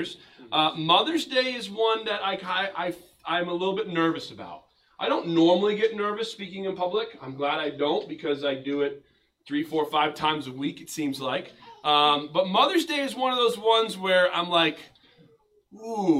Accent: United States; also born or lived in New England; as an American Christian

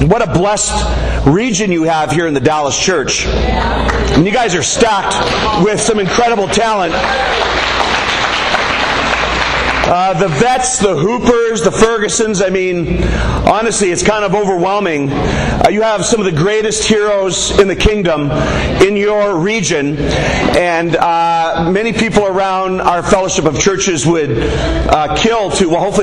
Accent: Canada; I'm from Canada.

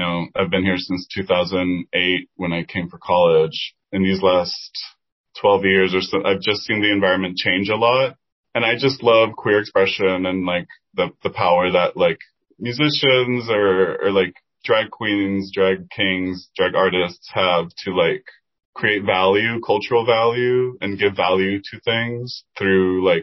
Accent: Dominican Republic; first language Spanish; English is a second language; now in Washington, D.C., United States; I grew up in Dominican Republic

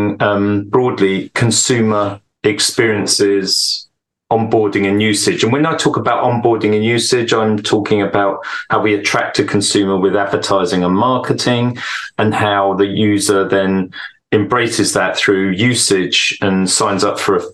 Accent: United Kingdom; now in Stockholm, Sweden; I live in Stockholm in Sweden. I'm British

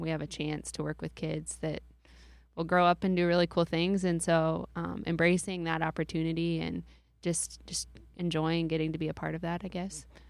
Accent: New Hartford, Iowa, United States; I grew up in New Hartford, and then I went to school in New Hartford

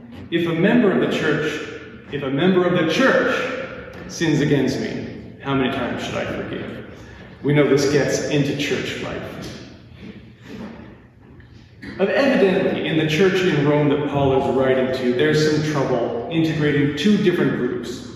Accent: Lacombe, Alberta, Canada; I grew up in Lacombe, one of the greatest small towns in the world

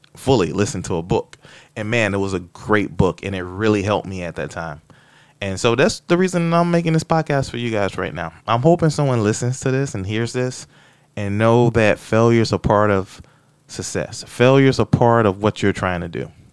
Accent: Florida, United States; moved away; I'm from Florida

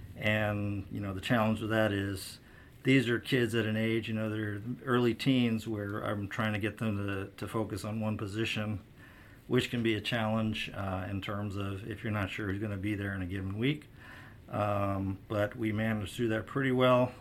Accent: St. Louis, Missouri, United States; now in Washington, D.C., United States; growing up in Saint Louis

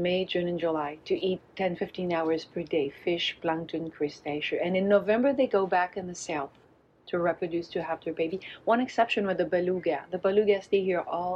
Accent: Baie-Sainte-Catherine, Quebec, Canada; English is a second language; also born or lived in La Malbaie, Quebec; I'm from Bay St. Catherine, the village just beside the Tadoussac.

